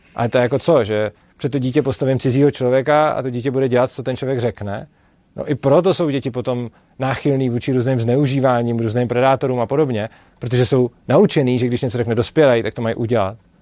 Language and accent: Czech; Prague, Czechia; já jsem z Prahy, ta škola je v Brně